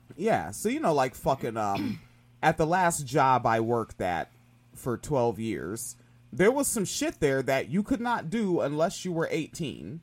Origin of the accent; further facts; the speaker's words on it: Washington, United States; I grew up in Washington State